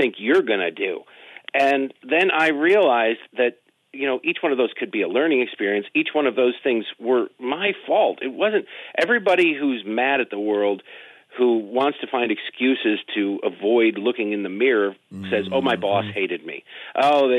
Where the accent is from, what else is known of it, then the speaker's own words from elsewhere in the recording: Detroit, Michigan, United States; also born or lived in Baltimore; now in Washington, DC, United States; I grew up in Detroit. I lived in Baltimore for 13 years